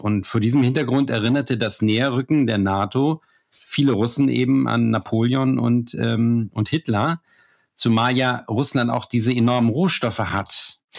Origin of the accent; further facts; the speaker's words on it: Germany; ich als Deutscher